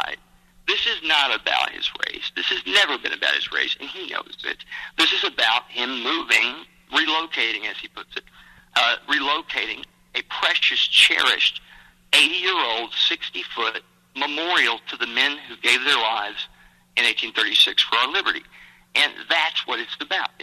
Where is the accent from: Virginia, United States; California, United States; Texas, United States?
Texas, United States; my home state